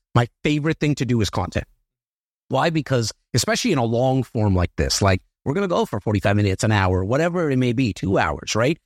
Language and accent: English; Toronto, Ontario, Canada; I'm a kid from Rexdale